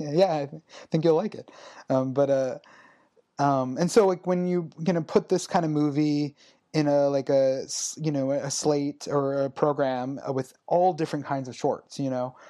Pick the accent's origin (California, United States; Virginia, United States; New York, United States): California, United States; Los Angeles; I grew up in the Valley in Los Angeles